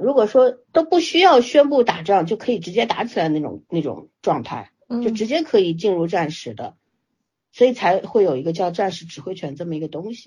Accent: China; 对于我们中国人来说，我们为什么现在说起来恨得牙痒痒？

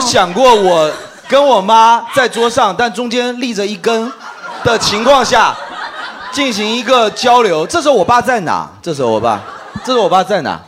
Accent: China; 我们中国人

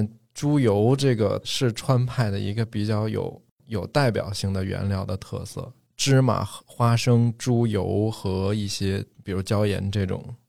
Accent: northern China, China; moved away as an adult; now in Chengdu, China; 我一个从北方来的

